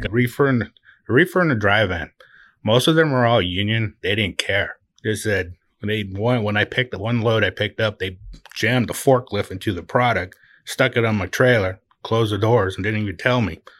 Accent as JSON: {"language": "English", "area": "Oahu", "region": "Hawaii", "country": "United States", "also_born_or_lived": "California / Utah", "moved": "yes", "lives_now": "Branson, Missouri, United States", "said": "I'm from Oahu"}